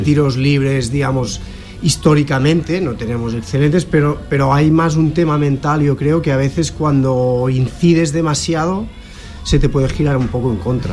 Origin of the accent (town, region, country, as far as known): Catalonia, Spain; moved away as an adult; now in Zaragoza, Spain